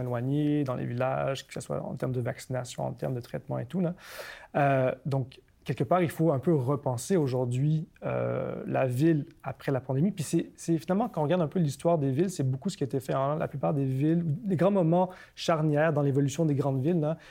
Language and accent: French; Montreal, Quebec, Canada; also born or lived in Tokyo, Japan; je suis né à Tokyo, j'ai grandi à Montréal